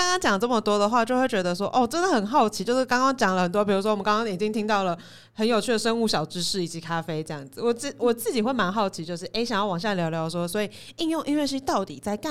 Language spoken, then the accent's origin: Chinese; Taipei, Taiwan; 对我就是台北人，